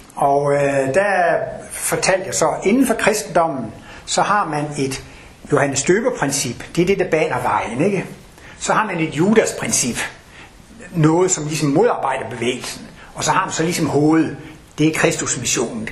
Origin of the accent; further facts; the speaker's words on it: Denmark; moved away; Jeg kommer over fra Jylland af